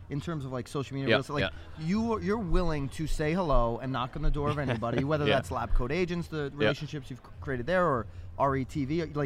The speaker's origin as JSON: {"language": "English", "region": "Connecticut", "country": "United States", "tie": "born or raised there", "said": "We never knew each other in Connecticut, and we literally grew up in the same county."}